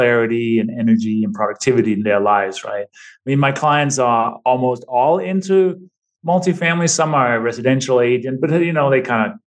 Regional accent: Denmark; now in New Mexico, United States; I'm originally from Denmark. I've been in this country for 26 years now

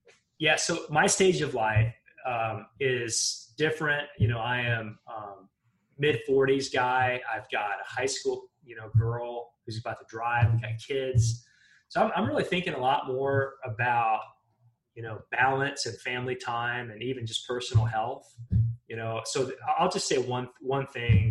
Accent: Western Montana, United States; moved away; I grew up in Montana, in Western Montana

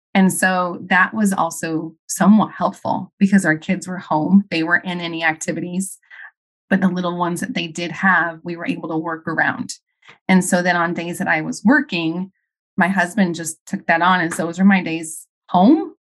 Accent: Arizona, United States; also born or lived in Chicago; I moved back to my home state of Arizona

